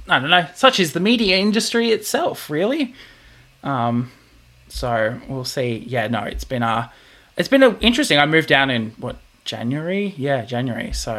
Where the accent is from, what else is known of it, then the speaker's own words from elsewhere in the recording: Queensland, Australia; moved away as an adult; now in Victoria, Australia; I'm come from Bogan, Queensland, where, you know, we play rugby and fight crocodiles for a living.